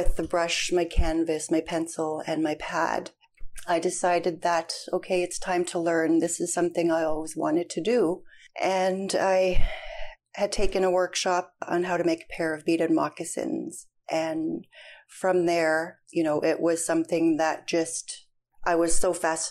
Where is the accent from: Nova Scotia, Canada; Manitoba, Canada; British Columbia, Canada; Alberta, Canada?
Manitoba, Canada; Norway House; I was born and raised in Norway House, Manitoba.